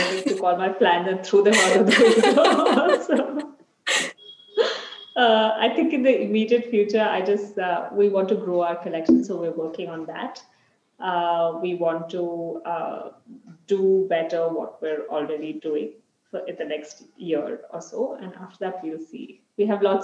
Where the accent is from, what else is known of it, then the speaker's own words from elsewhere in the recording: Mumbai, Maharashtra, India; now in Bangalore, India; I grew up in Bombay, and whenever I visit my family in Bombay